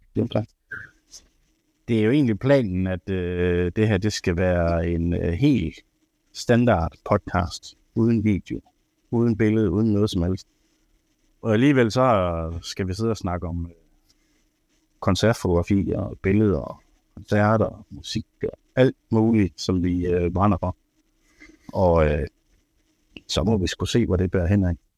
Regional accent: Ribe, Southern Denmark, Denmark; now in Aarhus, Denmark; Jeg er fra Ribe af

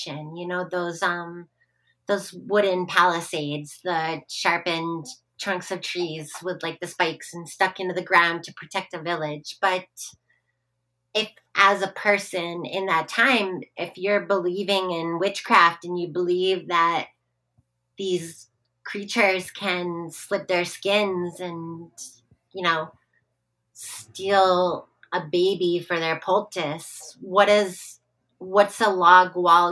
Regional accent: United States

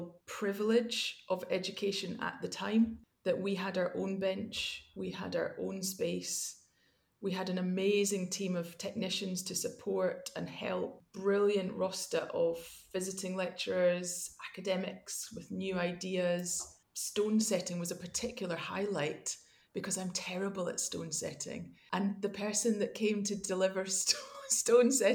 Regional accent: Glasgow, Scotland, United Kingdom; also born or lived in Edinburgh / London; grew up in Glasgow

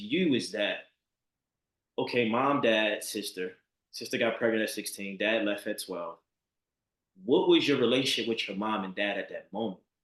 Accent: Baltimore, Maryland, United States; I'm from Baltimore

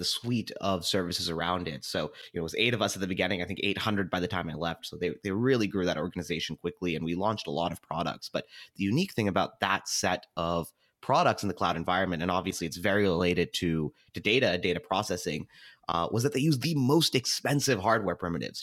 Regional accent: Seattle, Washington, United States; I was born and raised in Seattle

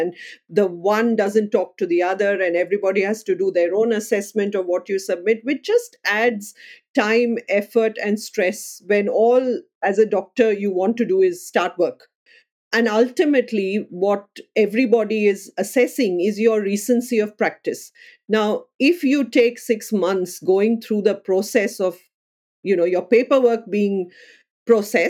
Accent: India; moved away as an adult; also born or lived in United Kingdom; now in Melbourne, Australia; I would identify as an Indian first and Australian next

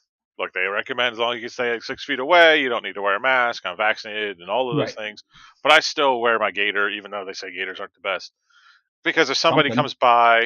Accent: Delaware, United States; my home state. Delaware

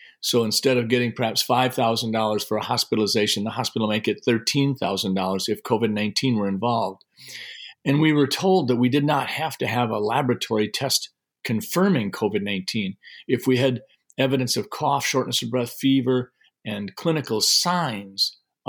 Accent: Sleepy Eye, Minnesota, United States; I grew up in Sleepy Eye and went to college at the University of Minnesota in Minneapolis, and I studied physiology and got my degree in that.

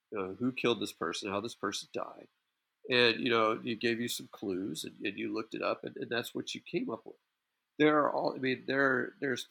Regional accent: Clear Lake, Texas, United States; I had a very different experience growing up in Clear Lake

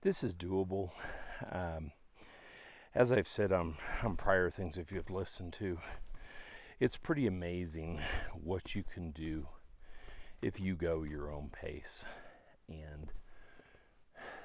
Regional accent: Dallas, Texas, United States; we're from Dallas, Texas

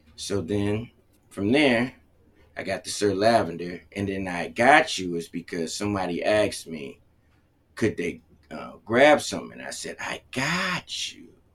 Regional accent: Cleveland, Ohio, United States; also born or lived in Connecticut; I was born in Connecticut, and then they moved to Ohio in Cleveland

